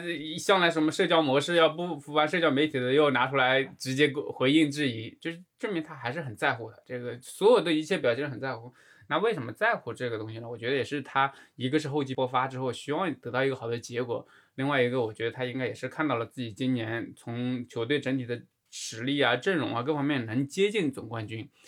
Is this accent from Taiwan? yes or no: no; China; 我们中国人讲的这种侠客风